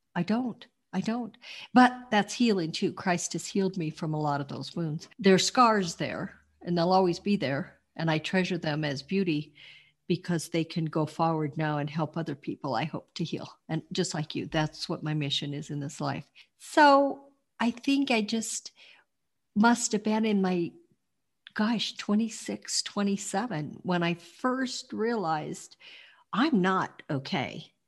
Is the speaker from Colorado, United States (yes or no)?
yes; Denver, Colorado, United States; moved away as an adult; now in Montrose, United States; I was born in Denver, Colorado, and I lived in the Mile High City for most of my life